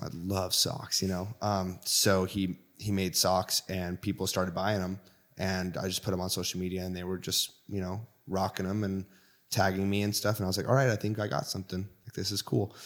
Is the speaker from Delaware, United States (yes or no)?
no; Washington, United States; I'm from Washington State, right on the border of Oregon and Washington